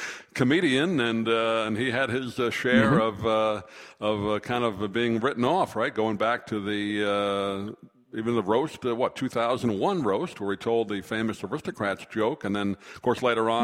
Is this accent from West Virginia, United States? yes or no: no; New York City, New York, United States; moved away; I grew up happy in New York